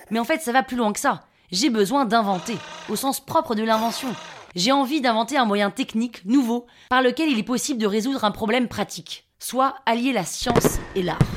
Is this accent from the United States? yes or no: yes; Nashville, Tennessee, United States; Je viens de Nashville dans le Tennessee.